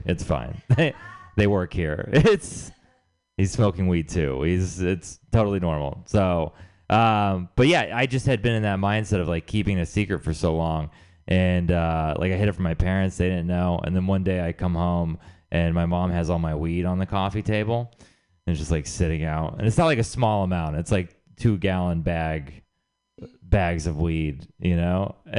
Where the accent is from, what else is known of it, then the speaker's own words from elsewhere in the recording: Texas, United States; moved away; I'm from Texas, I should say. I'm originally from Texas.